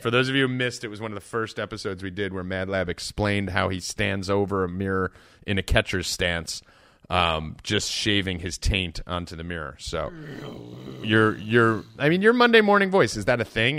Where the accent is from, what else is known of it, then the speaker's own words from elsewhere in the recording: New Jersey, United States; I'm from Jersey and I'm Italian